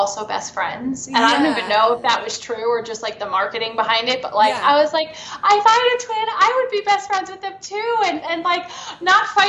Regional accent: New York, United States; I'm from New York

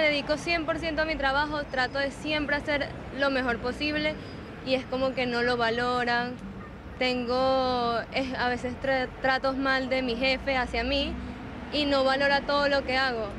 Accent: Venezuela; now in Argentina; soy venezolana

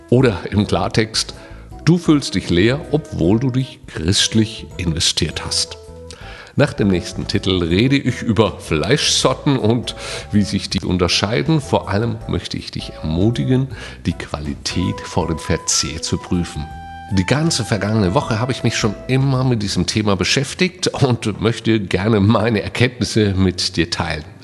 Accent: Saarland, Germany; Hier bei uns im Saarland gehört das Grillen zur Lebenskultur. Bei uns heißt das Schwenken.

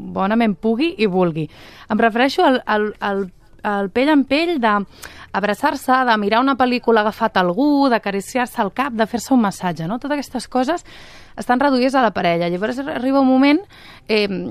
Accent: Catalonia, Spain; sóc catalana de la ceba

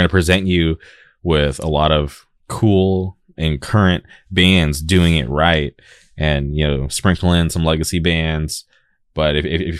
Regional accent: California, United States; I'm from California

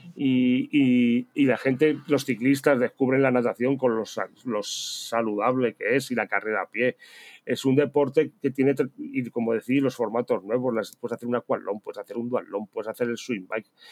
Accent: Spain; somos españoles

